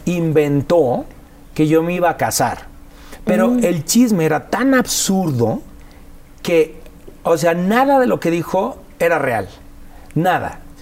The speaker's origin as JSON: {"language": "Spanish", "country": "Mexico", "said": "nosotros los mexicanos"}